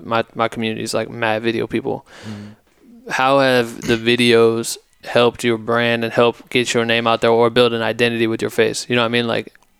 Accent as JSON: {"language": "English", "region": "Ohio", "country": "United States", "said": "fuck, I'm from Ohio."}